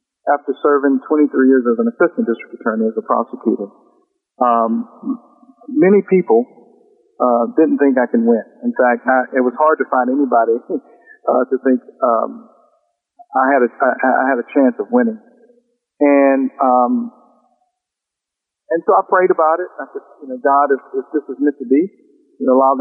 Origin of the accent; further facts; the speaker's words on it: South Louisiana, United States; now in North Louisiana, United States; I was born and raised in South Louisiana